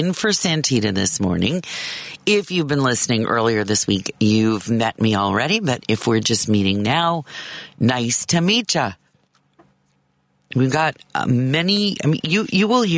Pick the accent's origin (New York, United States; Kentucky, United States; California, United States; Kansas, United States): Kansas, United States; now in Illinois, United States; the state I consider my home state, Kansas